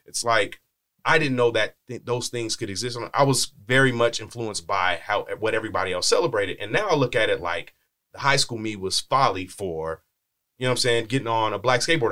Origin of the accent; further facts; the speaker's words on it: Bakersfield, California, United States; I'm from Bakersfield. It's a small minded place.